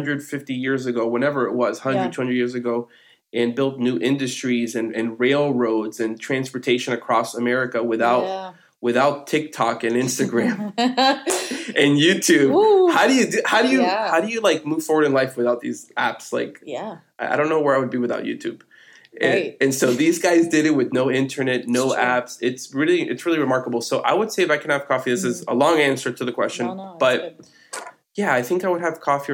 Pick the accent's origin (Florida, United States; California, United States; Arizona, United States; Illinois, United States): Florida, United States; Miami; moved away as an adult; now in Nashville, United States; I'm from Miami originally